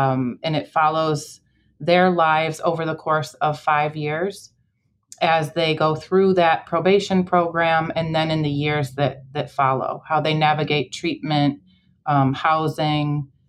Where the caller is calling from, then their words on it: Chicago, Illinois, United States; I'm in Chicago, on the west side.